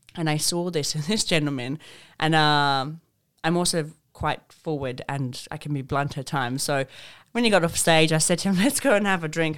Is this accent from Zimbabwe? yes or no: yes; Zimbabwe; moved away; I grew up in Zimbabwe